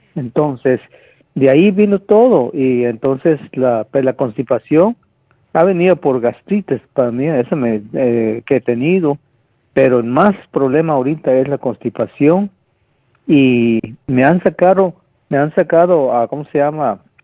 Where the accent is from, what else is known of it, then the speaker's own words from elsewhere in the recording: Guatemala; moved away; Yo, yo nací en Guatemala, donde, en el campo, que no existía nada